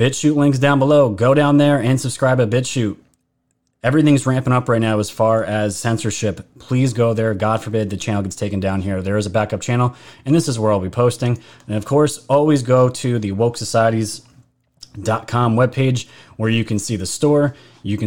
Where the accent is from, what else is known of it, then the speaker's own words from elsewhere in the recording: New York, United States; New York where I'm actually from